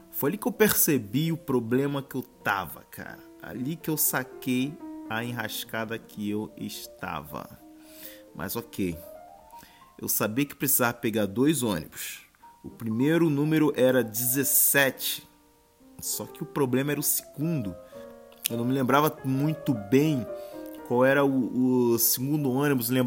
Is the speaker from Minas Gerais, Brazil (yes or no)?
no; Rio de Janeiro, Brazil; E, pô, eu que sou carioca, isso é muito frio.